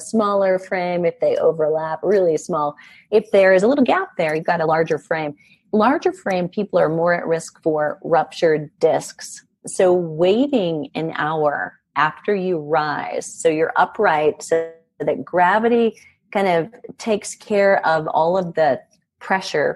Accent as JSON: {"language": "English", "region": "Iowa", "country": "United States", "moved": "yes", "said": "I'm originally from Iowa"}